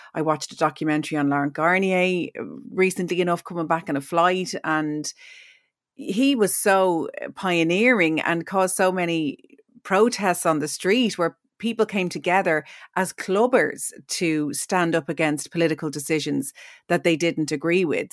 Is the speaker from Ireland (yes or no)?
yes; Ireland; we, as Irish people